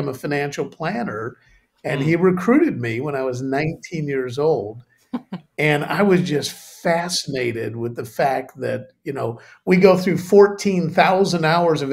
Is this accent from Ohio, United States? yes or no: no; Chicago, Illinois, United States; moved away as an adult; now in United Kingdom; I grew up in Chicago